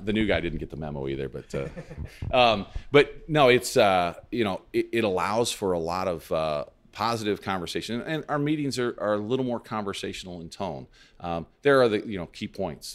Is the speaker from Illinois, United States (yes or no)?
yes; Lebanon, Illinois, United States; also born or lived in Clinton County, Illinois / Carbondale, Illinois; I grew up in Lebanon